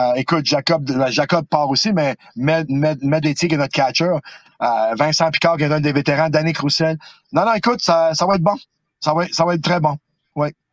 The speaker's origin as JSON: {"language": "French", "town": "Montreal", "region": "Quebec", "country": "Canada", "also_born_or_lived": "Outaouais", "moved": "as an adult", "lives_now": "Gatineau, Canada", "said": "Ça fait 24 années que je suis dans la région de l'Outaouais. C'est, c'est ma ville. c'est même si je viens de Montréal, c'est ici que je me suis établi"}